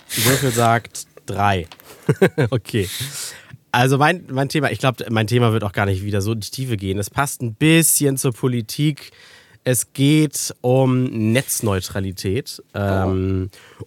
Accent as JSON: {"language": "German", "country": "Germany", "said": "bei uns in Deutschland"}